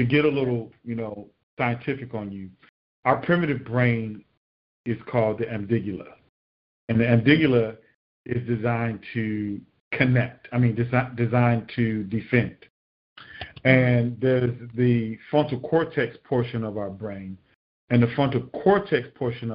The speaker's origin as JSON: {"language": "English", "town": "Miami", "region": "Florida", "country": "United States", "tie": "born or raised there", "said": "growing up in Miami"}